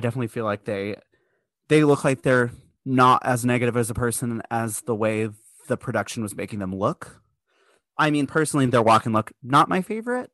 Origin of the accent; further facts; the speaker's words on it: United States; I'm American